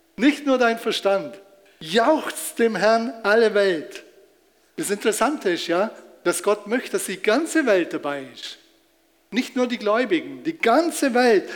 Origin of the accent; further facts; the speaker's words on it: Germany; als Deutscher